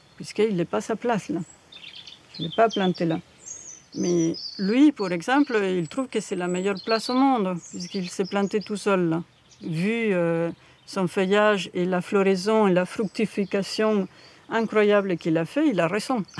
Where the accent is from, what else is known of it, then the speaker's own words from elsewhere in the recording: Buenos Aires, Argentina; now in France; je suis née en Argentine, à Buenos Aires